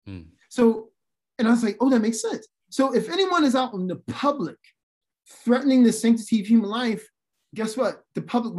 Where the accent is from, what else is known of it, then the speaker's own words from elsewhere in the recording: Philadelphia, Pennsylvania, United States; I'm from Philly.